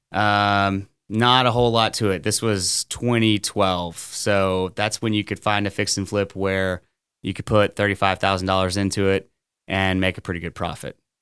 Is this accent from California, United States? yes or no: no; Orange, Texas, United States; Born and raised in Orange, Texas